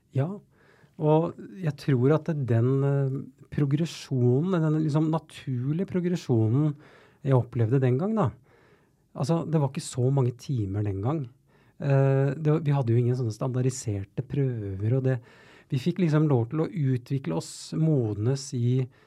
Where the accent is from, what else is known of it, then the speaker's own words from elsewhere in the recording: Oslo, Norway; jeg er jo født og oppvokst på Tveita eh, i Oslo